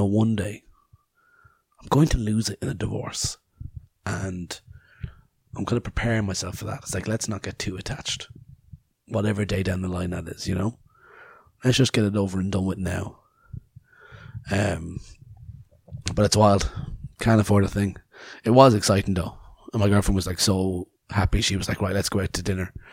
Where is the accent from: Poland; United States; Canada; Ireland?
Ireland; I'm Irish